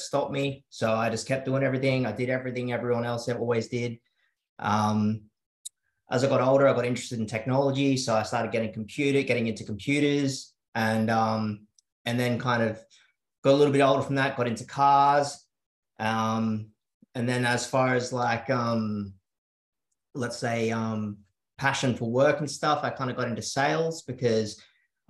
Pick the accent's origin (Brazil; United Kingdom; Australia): Australia; South Coast, New South Wales; also born or lived in Sydney; I moved to the South Coast at a pretty young age, about 7 years old. So I grew up in a, you know, pretty rural sort of area